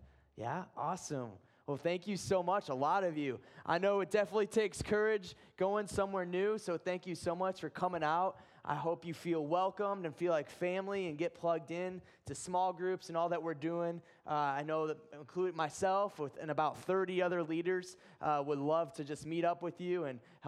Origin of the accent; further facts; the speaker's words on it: Ohio, United States; I'm from Ohio.